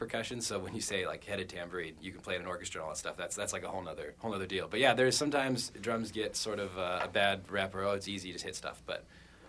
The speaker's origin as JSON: {"language": "English", "area": "Bay Area", "region": "California", "country": "United States", "tie": "born or raised there", "said": "I grew up actually in the Bay Area, so back in the land of Hella"}